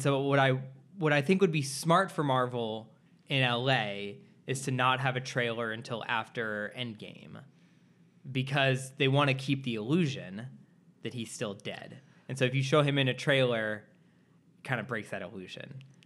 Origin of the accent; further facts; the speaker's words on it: Midwest, United States; now in Los Angeles, United States; I'm also from the Midwest